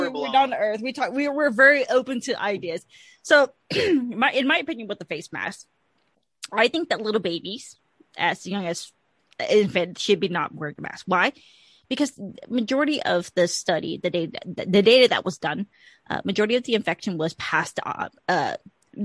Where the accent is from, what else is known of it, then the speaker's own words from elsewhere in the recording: Georgia, United States; I'm from Georgia